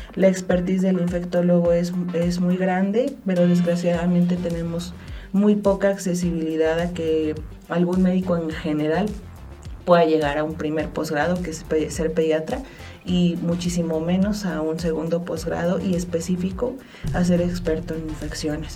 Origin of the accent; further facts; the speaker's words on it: Mexico; tenemos como mexicanos